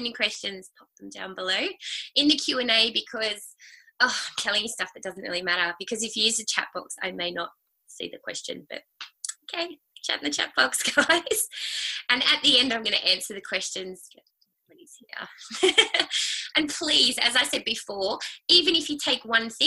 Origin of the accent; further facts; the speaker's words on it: Sydney, New South Wales, Australia; I grew up in Sydney, and I have had a sister and Mum and Dad